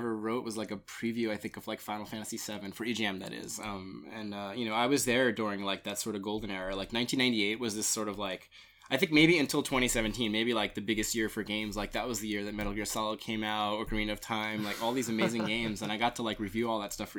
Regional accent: Staten Island, New York, United States; I worked at a like import game shop in Long Island because I grew up in Staten Island.

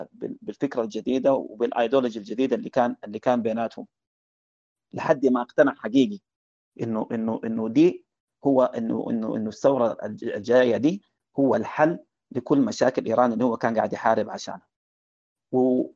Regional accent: Sudan; عندنا في السودان

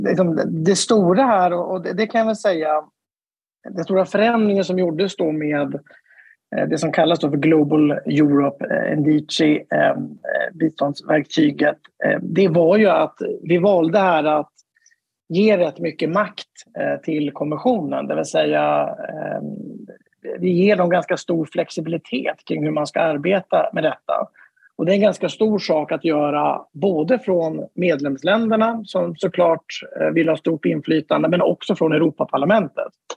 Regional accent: Sweden; jag är svensk

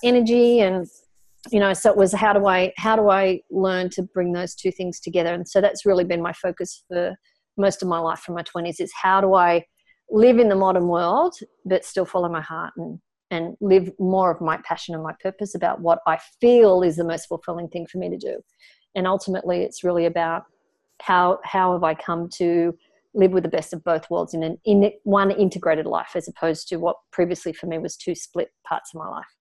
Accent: Australia; I was pretty normal as an Australian kid growing up in an Australian family in the 1970s

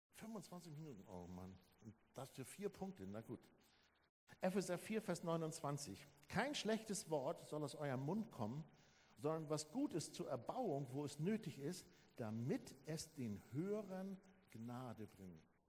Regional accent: Germany; als Deutsche

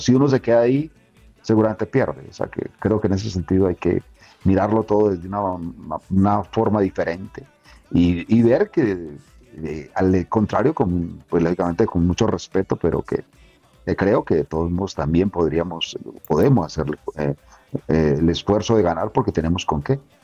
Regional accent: Colombia; uno como colombiano

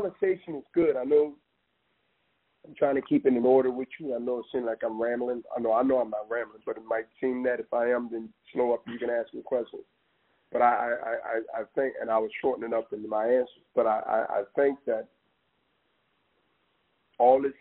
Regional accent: East Coast, United States; I'm an East Coast guy

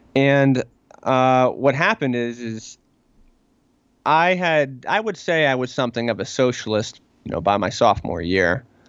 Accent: Pittsburgh, Pennsylvania, United States; I am from Pittsburgh, of course, the Pittsburgh area

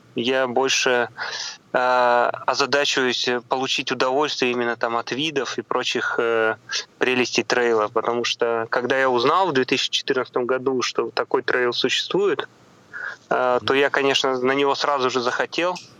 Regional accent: Komi Republic, Russia; now in Saint Petersburg, Russia; к себе на малую родину, в республику Коми

